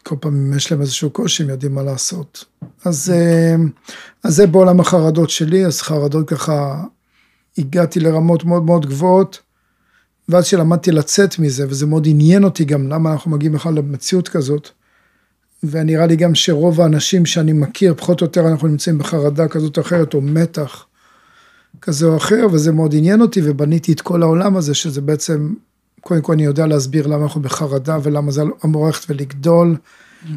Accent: Ginosar, Northern District, Israel; גדלתי בבתי יתומים, אה, בבתי ילדים, בקיבוץ גינוסר

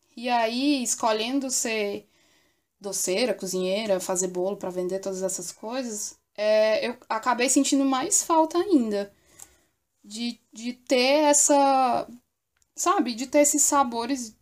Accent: Pedra Branca, Ceará, Brazil; now in Fortaleza, Brazil; de Pedra Branca, eu venho de uma cidadezinha que fica no interior do Ceará. E eu moro em Fortaleza já faz uns 20 anos.

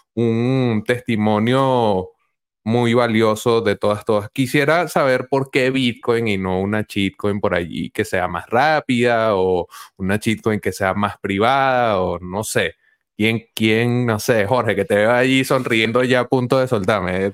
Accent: Venezuela; a mí acá como venezolano

